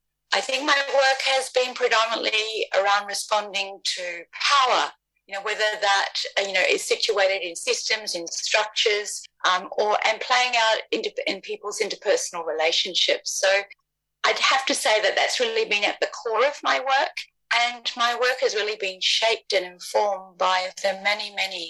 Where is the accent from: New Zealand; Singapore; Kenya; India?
New Zealand; now in Australia; I come from Aotearoa. However, I've lived more on the lands of the First Peoples of this country than on my own grandfather's country.